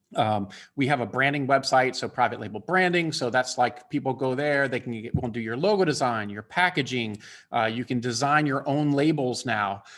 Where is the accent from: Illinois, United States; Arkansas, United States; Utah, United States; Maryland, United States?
Maryland, United States; Bethesda; now in Atlanta, United States; I grew up in Bethesda, Maryland